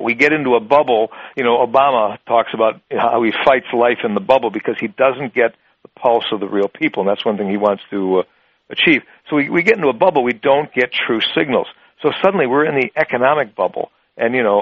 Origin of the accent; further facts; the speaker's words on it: Wisconsin, United States; my home state of Wisconsin